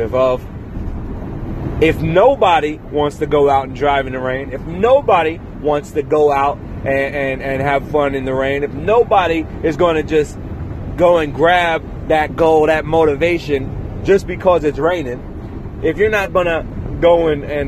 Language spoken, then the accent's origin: English; Virginia, United States; now in Los Angeles, United States; I'm from Virginia.